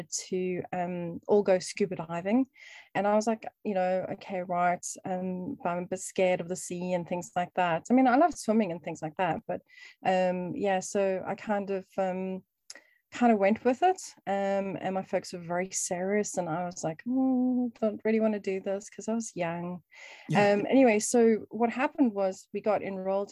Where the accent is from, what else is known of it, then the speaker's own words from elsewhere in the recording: Cape Town, Western Cape, South Africa; also born or lived in East London, South Africa; now in United Kingdom; we moved from Cape Town in South Africa.